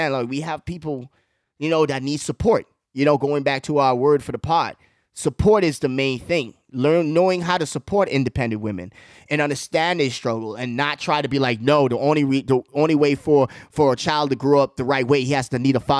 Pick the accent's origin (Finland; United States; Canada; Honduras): United States; a young man growing up in America